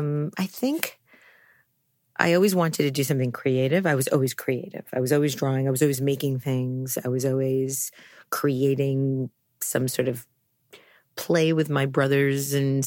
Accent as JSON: {"language": "English", "town": "New York City", "region": "New York", "country": "United States", "tie": "born or raised there", "said": "But I think as a New Yorker, I mean, I don't have any memory of being in Brooklyn, although there are some pictures, lots of pictures of my childhood being that age and being in Brooklyn, but I have no memory of it."}